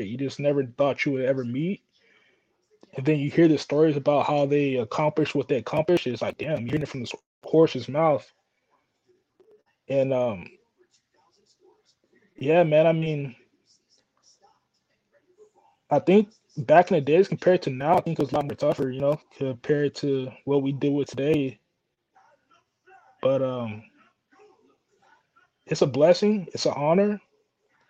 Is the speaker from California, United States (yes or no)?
yes; Oakland, California, United States; when I was growing up in Oakland